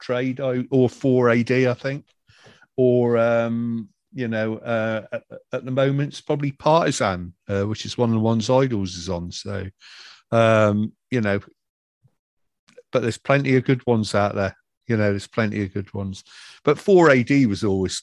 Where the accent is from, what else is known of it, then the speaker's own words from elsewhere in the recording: Wiltshire, South West England, United Kingdom; moved away; up near my hometown, or up near Wiltshire